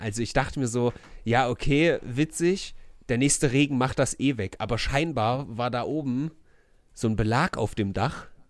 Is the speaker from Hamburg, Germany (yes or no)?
no; Weimar, Thuringia, Germany; ich bin ja in Erringsdorf groß geworden